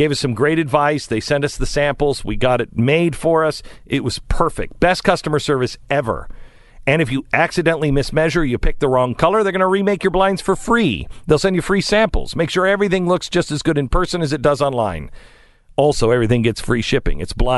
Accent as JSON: {"language": "English", "region": "West Coast", "country": "United States", "tie": "born or raised there", "said": "I grew up on the West Coast, but I grew up before the West Coast went nuts."}